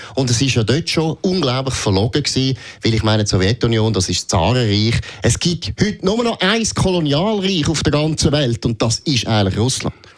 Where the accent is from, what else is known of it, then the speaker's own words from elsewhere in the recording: Switzerland; Haben wir je als Schweizer